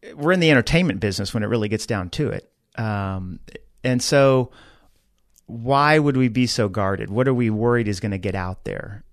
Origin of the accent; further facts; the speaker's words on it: Dallas, Texas, United States; moved away as an adult; also born or lived in Georgia; now in San Antonio, United States; I grew up in Dallas, went away to University of Georgia